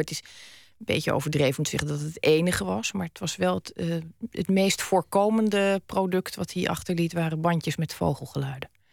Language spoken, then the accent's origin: Dutch; Zeeland, Netherlands; also born or lived in Utrecht; mijn vader overleed toen we nog in Utrecht woonden. We woonden toen. Eh, we, zijn na zijn dood pas in Zeeland gaan wonen